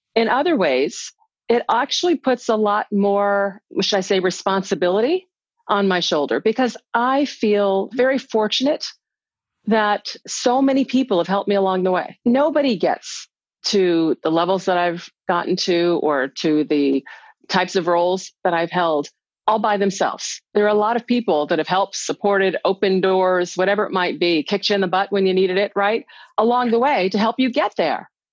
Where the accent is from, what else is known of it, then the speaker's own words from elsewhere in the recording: United States; as a little black girl growing up in America in the 60s